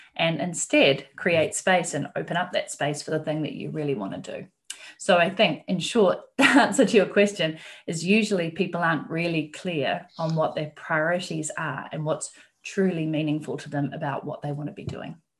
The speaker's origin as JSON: {"language": "English", "country": "New Zealand", "moved": "as an adult", "said": "I am from New Zealand myself"}